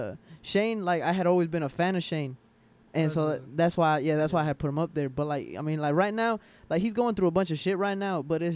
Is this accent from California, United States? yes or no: no; Forest Park, Georgia, United States; also born or lived in Atlanta; I'm from here, bro. Like I was born and raised here. Like I was born in Grady, so I'm a Grady baby.